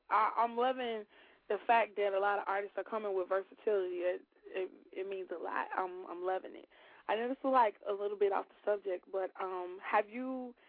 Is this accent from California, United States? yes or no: no; Chicago, Illinois, United States; because we both from Chicago. I'm from the West Side, but you're from the South Side, and it's a little bit different.